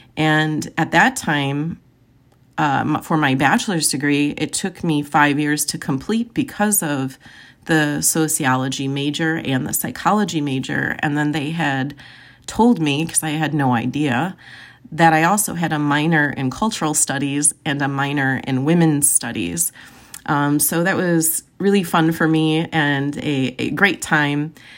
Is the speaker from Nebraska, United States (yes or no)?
no; Joliet, Illinois, United States; I was born and raised in Joliet, Illinois